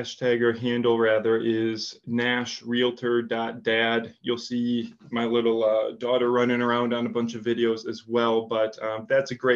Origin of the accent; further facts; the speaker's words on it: Wisconsin, United States; accent: Wisconsin; also born or lived in Chicago; now in Nashville, United States; my accent from Wisconsin